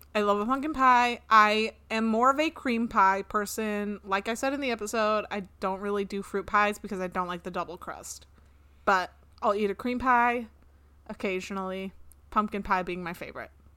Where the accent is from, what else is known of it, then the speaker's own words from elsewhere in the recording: Washington, United States; moved away; I grew up on the West Coast